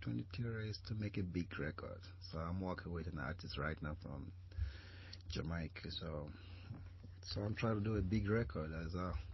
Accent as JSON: {"language": "English", "country": "Spain", "tie": "born or raised there", "also_born_or_lived": "Nigeria", "moved": "as an adult", "lives_now": "United States", "said": "I'm from West Africa, Nigeria. I grew up in Euro, Spain."}